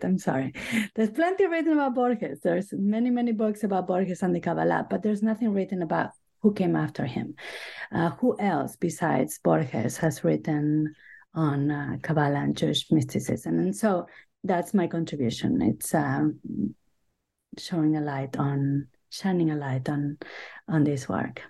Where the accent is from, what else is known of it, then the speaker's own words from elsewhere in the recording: Buenos Aires, Argentina; English is a second language; moved away as an adult; also born or lived in Boston / New York; now in United States; I grew up in Buenos Aires, Argentina